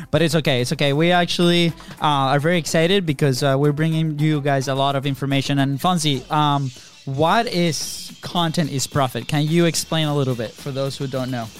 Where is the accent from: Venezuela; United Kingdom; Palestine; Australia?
Venezuela; moved away as an adult; also born or lived in Jacksonville, Florida; now in United States; we are not from the states. We're actually from Venezuela